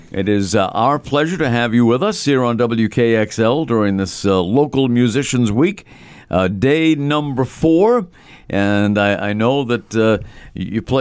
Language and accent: English; Chichester, New Hampshire, United States; I'm from Chichester, New Hampshire.